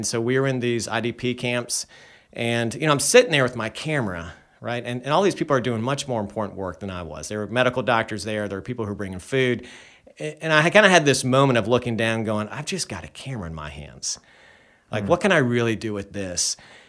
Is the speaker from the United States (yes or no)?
yes; Charlotte, North Carolina, United States; Yeah, so I grew up here in Charlotte and went to UNC Chapel Hill, studied education, came back here and taught school